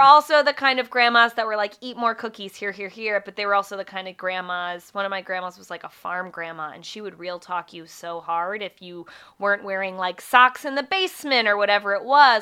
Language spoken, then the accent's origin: English; Springfield, Virginia, United States; I grew up in Springfield